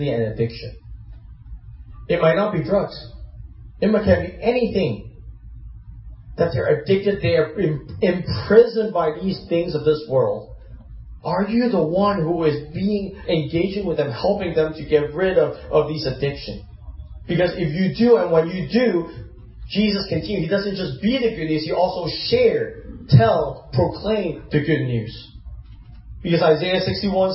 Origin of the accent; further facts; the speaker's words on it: Hong Kong; moved away; I grew up in Hong Kong. I was born there.